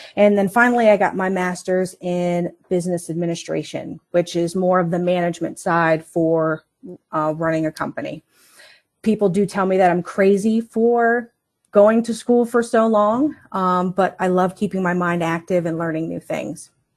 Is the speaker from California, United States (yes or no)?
no; Northern Virginia, United States; moved away as an adult; also born or lived in Colorado; now in Martinsburg, United States; I was born in Colorado at an Air Force base. My dad was in the Air Force, and, uh, he decided to move us, when I say us, it's the whole family to Virginia. And we lived in Northern Virginia, uh, for about twenty-seven years